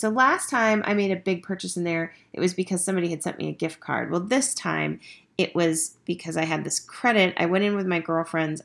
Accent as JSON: {"language": "English", "town": "Estes Park", "region": "Colorado", "country": "United States", "tie": "born or raised there", "said": "my hometown"}